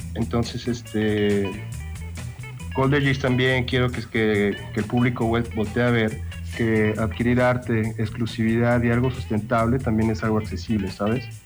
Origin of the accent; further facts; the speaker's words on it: León, Guanajuato, Mexico; yo soy aquí de León